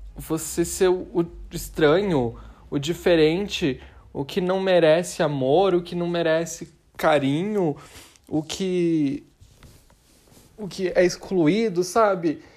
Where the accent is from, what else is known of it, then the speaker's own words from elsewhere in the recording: Brazil; a gente é brasileira